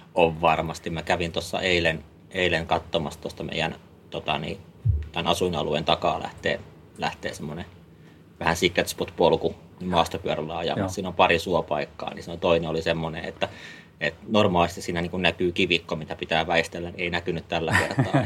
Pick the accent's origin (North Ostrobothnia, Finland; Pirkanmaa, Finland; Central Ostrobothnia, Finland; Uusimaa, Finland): Uusimaa, Finland; Helsinki; moved away as an adult; also born or lived in Vantaa / Jyväskylä / Ivalo / Kemijärvi; now in Äkäslompolo, Finland; mä oon Helsingistä kotoisin. Okei. Okay mä oon, tai Vantaalla käynyt syntymässä. Mä oon pari vuotias, kun ollaan Helsingin puolelle muutettu sitten, mutta, mutta siellä, siellä mä oon lapsuuteen ja nuoruuteen, nuoruuteen ollut